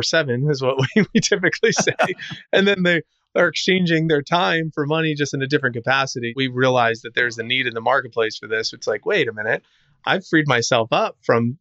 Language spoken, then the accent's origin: English; New Jersey, United States; now in Tampa, United States; I grew up in New Jersey, live in Tampa, Florida right now